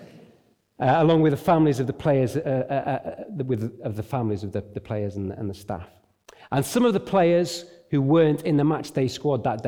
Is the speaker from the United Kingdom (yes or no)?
yes; Derbyshire, East Midlands, United Kingdom; now in Nottingham, United Kingdom; I grew up in Derbyshire. I live in Nottingham.